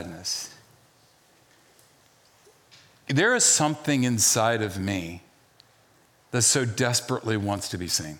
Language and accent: English; the South, United States; moved away; also born or lived in Charlottesville, Virginia; I grew up in the South